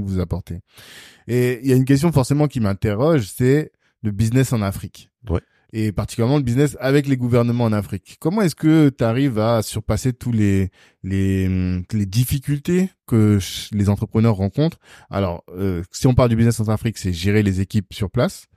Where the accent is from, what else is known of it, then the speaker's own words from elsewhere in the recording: Guadeloupe; Un entrepreneur guadeloupéen.